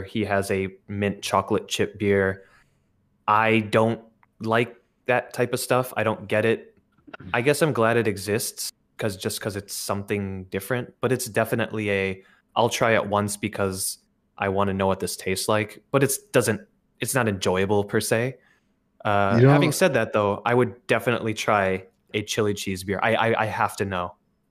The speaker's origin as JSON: {"language": "English", "town": "Milwaukee", "region": "Wisconsin", "country": "United States", "lives_now": "Japan", "said": "I live in Japan. I'm from Milwaukee."}